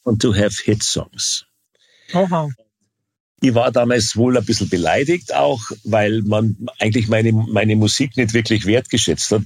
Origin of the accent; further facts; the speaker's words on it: Bavaria, Germany; also born or lived in California; als Bayer